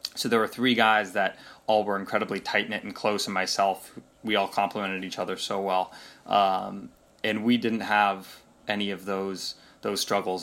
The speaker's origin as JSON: {"language": "English", "town": "Seattle", "region": "Washington", "country": "United States", "tie": "born or raised there", "said": "I grew up in Seattle, Washington"}